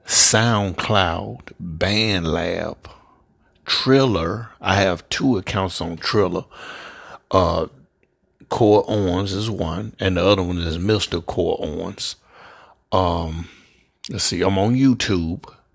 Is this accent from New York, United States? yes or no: no; Memphis, Tennessee, United States; I'm from Memphis, Tennessee, born and raised.